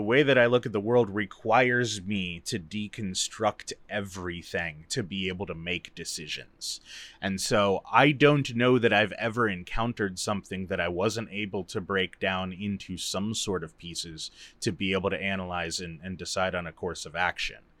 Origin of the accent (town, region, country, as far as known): United States